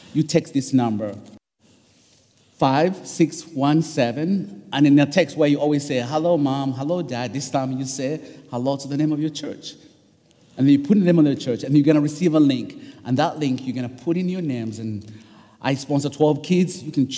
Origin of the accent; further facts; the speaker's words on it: East Coast, United States; I'm from the East Coast, so time changes.